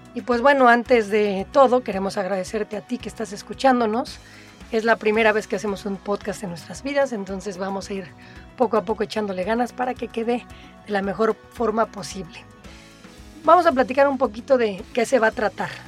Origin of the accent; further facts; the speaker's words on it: Mexico City, Mexico; moved away as an adult; also born or lived in Playa del Carmen; Nací en la Ciudad de México, durante casi toda mi vida fui un orgulloso chilango